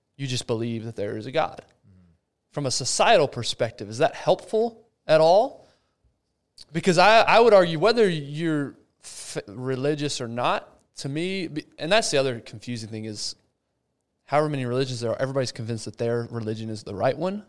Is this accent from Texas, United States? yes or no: yes; Abilene, Texas, United States; moved away; my hometown, Abilene